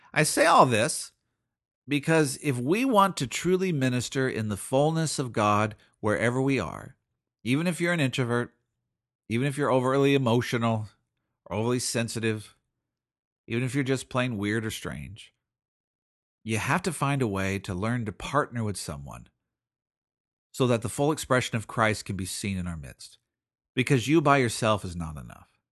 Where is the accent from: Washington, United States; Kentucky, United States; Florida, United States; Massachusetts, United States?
Washington, United States; Seattle; I'm from Seattle.